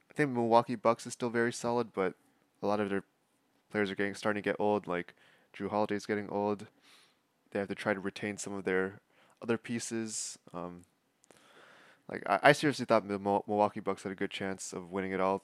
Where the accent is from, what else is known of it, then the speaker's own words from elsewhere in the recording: Toronto, Ontario, Canada; Toronto F C, my hometown club.